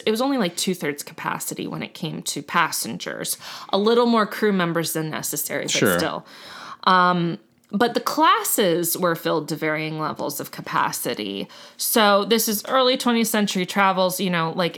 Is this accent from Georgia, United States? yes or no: no; Miami, Florida, United States; I'm from Miami